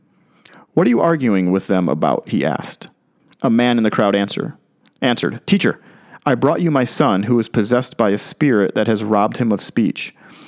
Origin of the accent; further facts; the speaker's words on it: Chicago, Illinois, United States; When I was growing up in Chicago, I watched the Chicago Bears, and they had a linebacker named Mike Singletary, Samurai Mike.